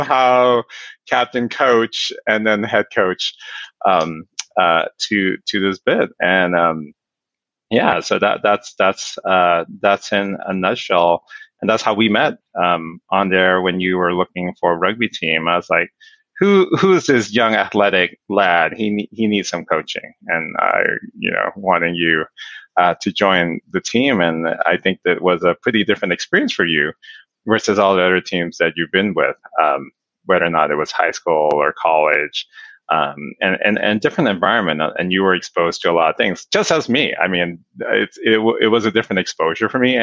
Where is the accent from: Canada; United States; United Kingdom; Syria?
United States; Inglewood, California; I was born and raised in Inglewood